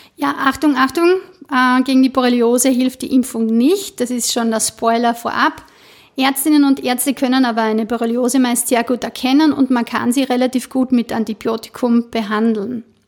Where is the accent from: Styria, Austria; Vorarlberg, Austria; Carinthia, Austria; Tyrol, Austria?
Styria, Austria; bei uns in der Steiermark